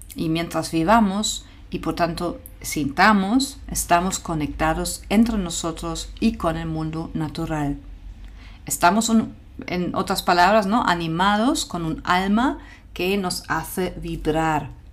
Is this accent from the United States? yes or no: no; Germany; moved away; mi país de origen, Alemania